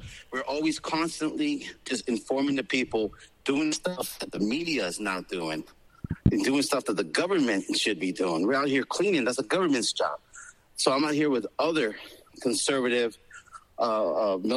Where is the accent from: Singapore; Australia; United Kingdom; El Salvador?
El Salvador; also born or lived in Florida; now in Palm Beach, United States; I was born in El Salvador during the black years, during the war. And we came here, and since we've been here, we've assimilated and embraced American culture.